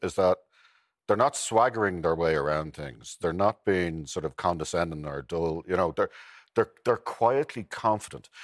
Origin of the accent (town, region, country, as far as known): Ireland